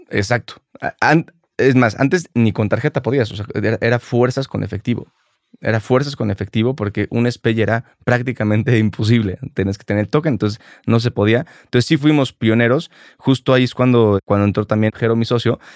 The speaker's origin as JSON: {"language": "Spanish", "region": "Mexico City", "country": "Mexico", "tie": "born or raised there", "said": "Yo crecí aquí en la Ciudad de México"}